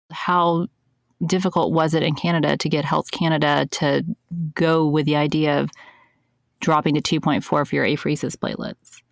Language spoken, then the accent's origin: English; United States; being an American